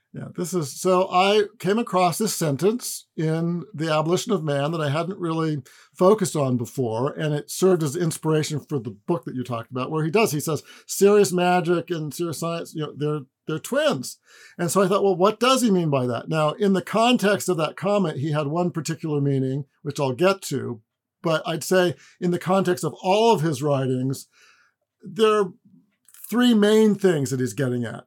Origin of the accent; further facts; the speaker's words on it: Pacific Northwest, United States; also born or lived in Southern California; I grew up in the Pacific Northwest